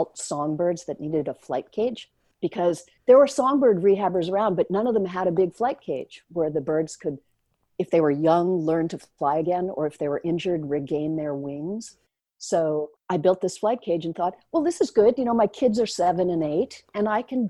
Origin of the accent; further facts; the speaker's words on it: Oyster Bay, New York, United States; I grew up in Oyster Bay on Long Island, New York